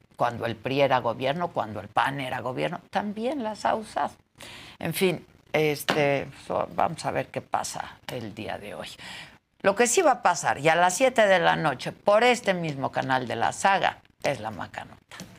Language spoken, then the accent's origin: Spanish; Mexico; soy periodista, soy mexicana